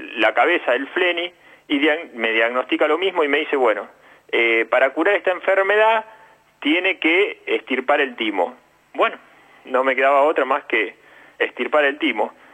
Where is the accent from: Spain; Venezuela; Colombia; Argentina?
Argentina; also born or lived in Rosario; yo venía jugando al fútbol acá en mi pueblo, me llevan a jugar a un club grande a Rosario